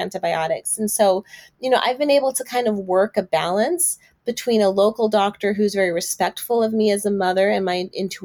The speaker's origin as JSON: {"language": "English", "country": "Brazil", "moved": "yes", "lives_now": "Texas, United States", "said": "I'm also from Brazil."}